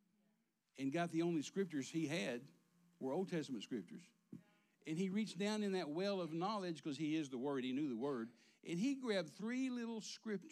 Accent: Midland, Texas, United States; I'm a Texas boy. I was raised out here in Midland, Texas.

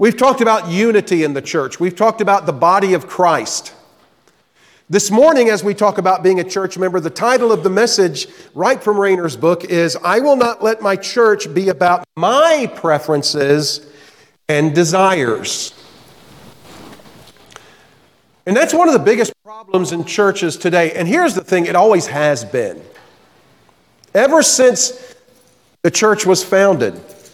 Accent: Florida, United States; moved away; also born or lived in the Carolinas; growing up in Florida, I did a lot of fishing. My dad had a boat, and on any given weekend, we would be out in Tampa Bay or out in the Gulf

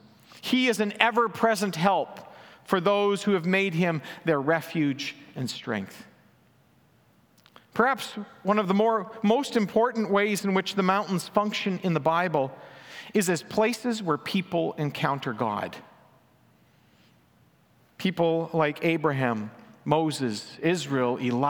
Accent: Manitoba, Canada; now in British Columbia, Canada; the prairies where I grew up in Manitoba.

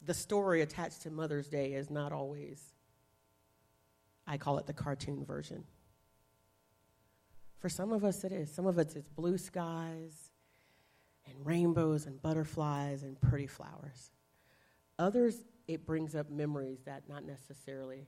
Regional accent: the South, United States; I grew up in the South

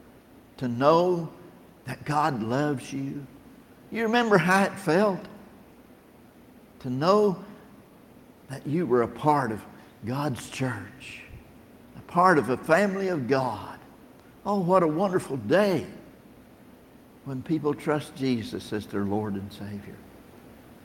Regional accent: Tennessee, United States; also born or lived in Battle Creek, Michigan; I'm from Tennessee.

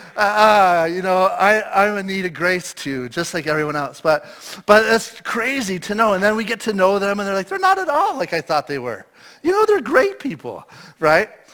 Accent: Eastern Ontario, Canada; moved away as an adult; now in British Columbia, Canada; I grew up my whole life in Eastern Ontario

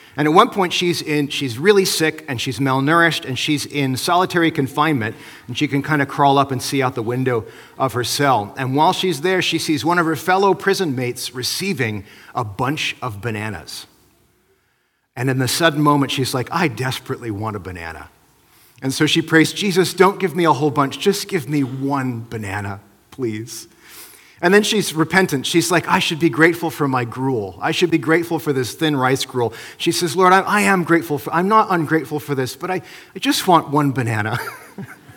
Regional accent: Midwest, United States; now in British Columbia, Canada; where I grew up in the Midwest

